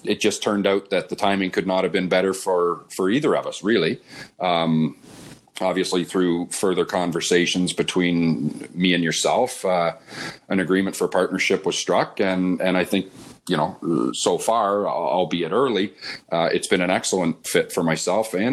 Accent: London, Ontario, Canada; also born or lived in Oakville; I was born and raised in London and had a great childhood growing up camping in Bayfield every summer

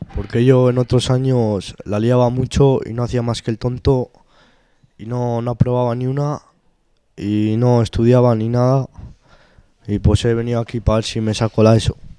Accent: Spain; also born or lived in Arnedo (family origin); soy de España y vivo aquí.

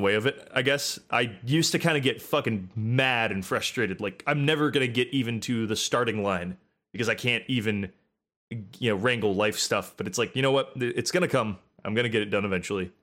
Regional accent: United States; I'm American

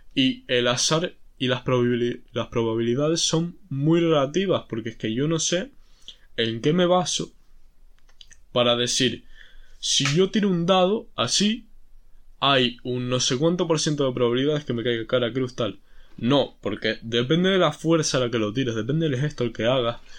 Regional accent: Spain; si soy español

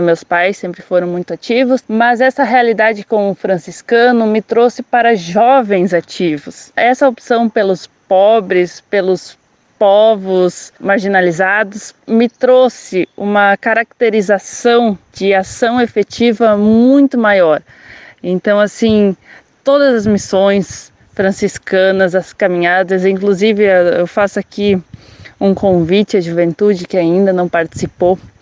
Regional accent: Concórdia, Santa Catarina, Brazil; eu sou de Concórdia, Santa Catarina e atualmente sou estudante de Ciência Política na Unila.

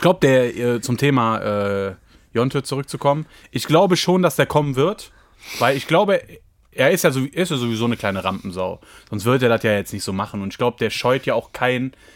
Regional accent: Düsseldorf, North Rhine-Westphalia, Germany; in der Gegend, wo ich aufgewachsen bin? In Düsseldorf-Garat

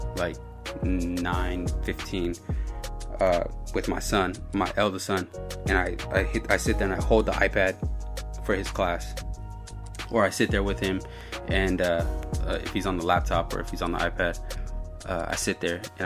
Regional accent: the Bay Area, California, United States; we're from the Bay.

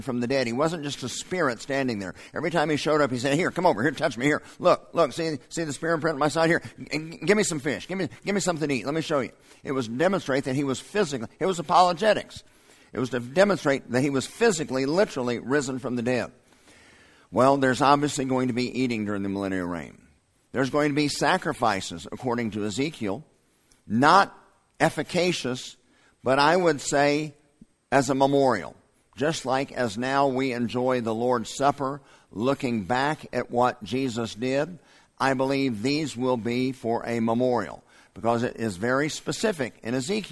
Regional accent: United States; American Christians living in 2021

